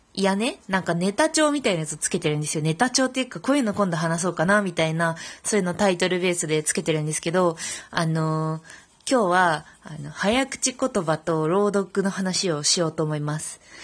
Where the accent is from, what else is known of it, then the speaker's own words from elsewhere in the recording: Fukuoka, Japan; accent: Hakata-ben; 私も、でも、博多弁を喋ってる